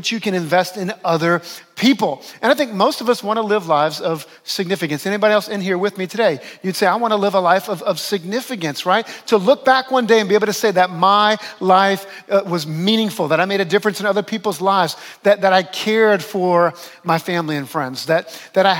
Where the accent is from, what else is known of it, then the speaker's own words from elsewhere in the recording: New Orleans, Louisiana, United States; moved away as an adult; also born or lived in Western New York; my hometown of New Orleans